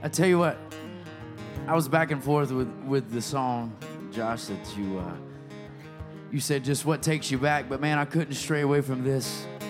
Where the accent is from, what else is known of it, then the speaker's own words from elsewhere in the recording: Selma, Alabama, United States; my hometown of Selma, Alabama